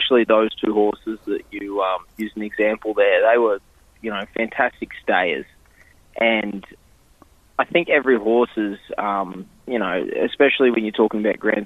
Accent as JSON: {"language": "English", "region": "Queensland", "country": "Australia", "tie": "born or raised there", "also_born_or_lived": "Sydney, Australia", "moved": "as an adult", "lives_now": "New Jersey, United States", "said": "I grew up in Queensland, and it was, you know, it was pretty much hot and hotter up there."}